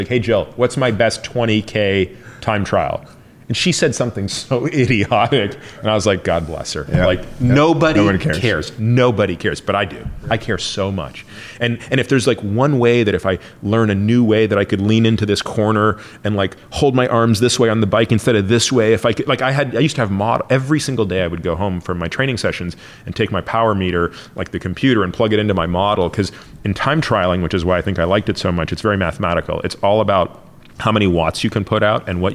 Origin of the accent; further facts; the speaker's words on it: Toronto, Ontario, Canada; moved away; also born or lived in Stanford; I grew up in Toronto